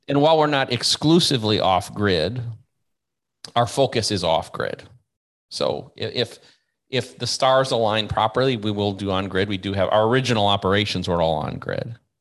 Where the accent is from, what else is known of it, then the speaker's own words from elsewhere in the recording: United States; I'm American